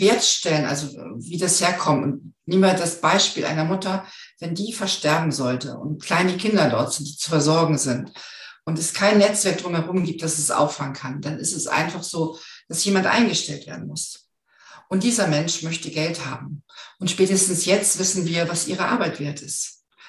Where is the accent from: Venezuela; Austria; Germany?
Germany; the North, Northern Germany; ich komme aus dem Norden